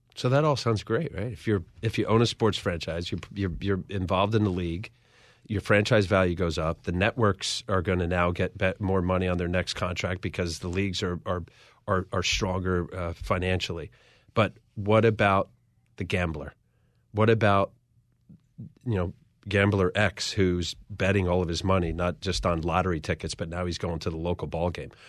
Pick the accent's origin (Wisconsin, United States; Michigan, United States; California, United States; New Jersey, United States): New Jersey, United States; Ocean County; growing up in Ocean County